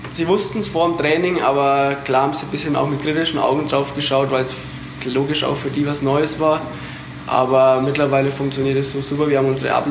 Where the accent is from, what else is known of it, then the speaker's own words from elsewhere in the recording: Ebersbach, Bavaria, Germany; ich bin, sag ich mal, Hetzler, ich komme aus Ebersbach, aber mhm. Hetzler war, ist praktisch mein Dorfverein.